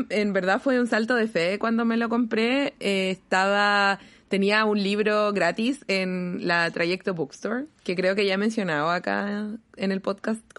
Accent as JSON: {"language": "Spanish", "country": "Chile"}